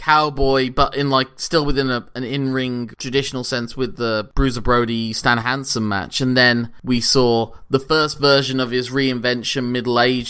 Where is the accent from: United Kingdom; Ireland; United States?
United Kingdom; we're British